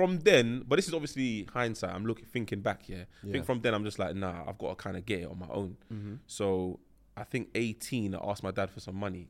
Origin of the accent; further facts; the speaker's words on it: London, United Kingdom; Yeah, Northwest London.